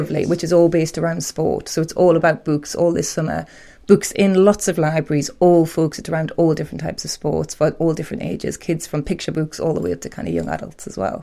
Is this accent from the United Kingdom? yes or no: yes; Newcastle upon Tyne, North East England, United Kingdom; I'm proud Geordie